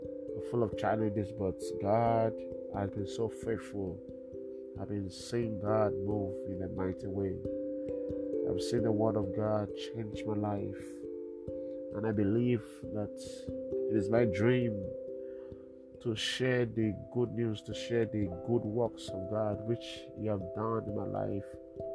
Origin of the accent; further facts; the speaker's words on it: Uganda; I come from New Awakening of the Church, and I'm also from Uganda.